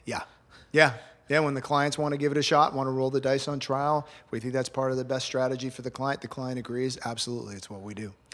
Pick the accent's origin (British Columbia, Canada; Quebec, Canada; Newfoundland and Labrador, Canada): Quebec, Canada; Montreal; moved away as an adult; also born or lived in Kingston, Canada; now in Miami, United States; born and raised in Montreal, uh, nineteen sixty-seven and ninety-two, and then I moved to Miami